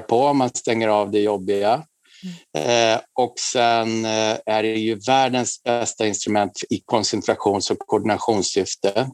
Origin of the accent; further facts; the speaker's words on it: Huddinge, Stockholm County, Sweden; moved away as an adult; now in Stockholm, Sweden; jag föddes i Huddinge och bor nu sedan jag var 18 år, sedan 88 på Kungsklippan 14 i Stockholm